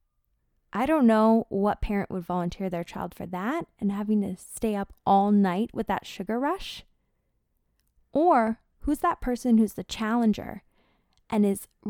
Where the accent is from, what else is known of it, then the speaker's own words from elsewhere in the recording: San Diego, California, United States; my hometown of San Diego, California, America's finest city